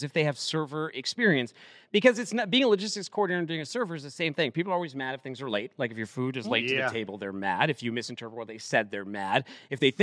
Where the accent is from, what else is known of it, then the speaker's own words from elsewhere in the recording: Northeast, United States; moved away as an adult; I'm from the Northeast